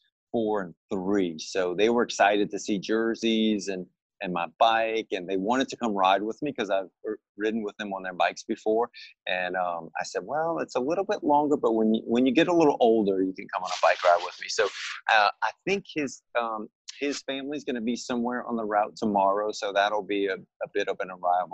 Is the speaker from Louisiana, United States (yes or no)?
yes; New Orleans, Louisiana, United States; I was born and raised in New Orleans